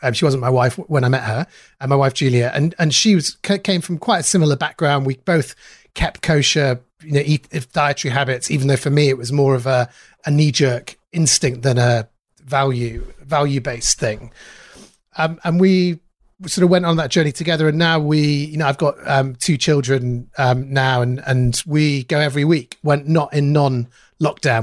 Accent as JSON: {"language": "English", "town": "Manchester", "region": "North West England", "country": "United Kingdom", "tie": "born or raised there", "said": "I grew up in Manchester, um, in South Manchester"}